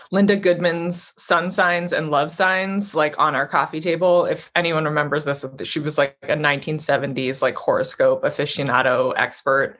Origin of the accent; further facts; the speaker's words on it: Vancouver, British Columbia, Canada; now in New York, United States; I'm originally from Vancouver, Canada.